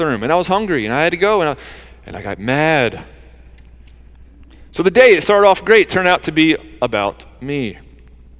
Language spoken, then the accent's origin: English; Georgia, United States; moved away as an adult; also born or lived in New Jersey; I grew up in Georgia where like Southern hospitality kind of stuff